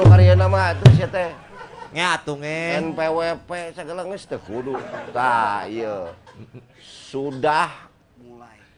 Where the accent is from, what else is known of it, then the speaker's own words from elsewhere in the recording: Bandung, West Java, Indonesia; kita sebagai orang Bandung punya harapan apa nanti kepada Pak Heru Joko?